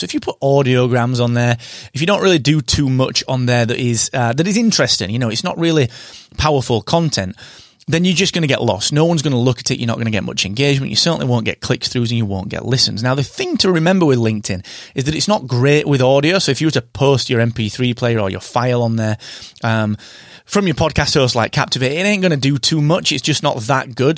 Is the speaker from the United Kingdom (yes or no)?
yes; United Kingdom